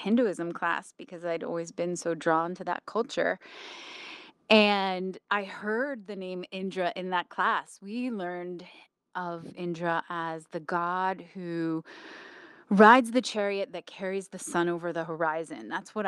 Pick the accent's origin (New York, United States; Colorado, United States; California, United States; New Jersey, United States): New Jersey, United States; I grew up in New Jersey